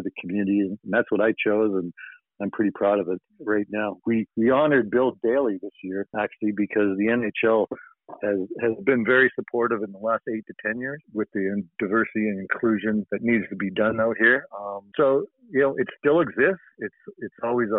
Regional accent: Brantford, Ontario, Canada; now in New York, United States; my buddy from my hometown

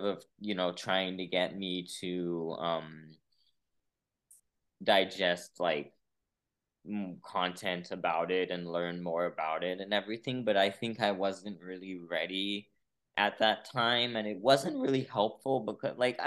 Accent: São Paulo, Brazil; moved away as an adult; also born or lived in San Francisco, California, United States; now in United States; I was born in Brazil, but then I actually lived here, like came here as a baby, lived here till I was about San Francisco, till I was about 9. And then I actually went back to Brazil till I was 18

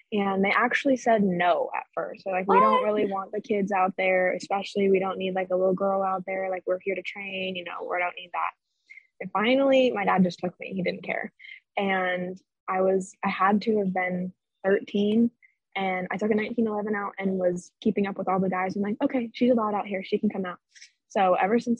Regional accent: Orange, California, United States; moved away as an adult; now in Arizona, United States; I was born and raised in Orange, California, and I recently moved to Arizona by myself.

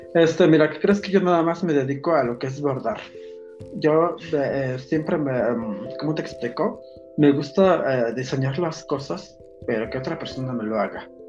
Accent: Ixmiquilpan, Hidalgo, Mexico; Son mis tradiciones, mis costumbres de, mi pueblo.

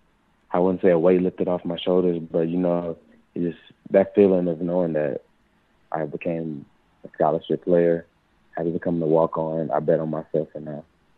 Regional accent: Mobile, Alabama, United States; the best part about growing up in Alabama, the way I was, you know, the way I grew up, was just the family, the little family environment, you know, growing up in a city like Mobile

